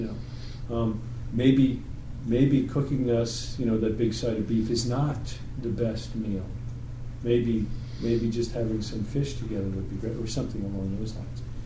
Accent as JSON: {"language": "English", "region": "New York", "country": "United States", "said": "I'm from New York"}